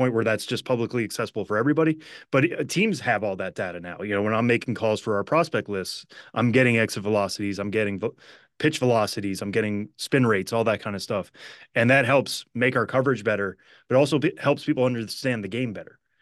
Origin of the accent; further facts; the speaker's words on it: Western Massachusetts, United States; growing up in Western Massachusetts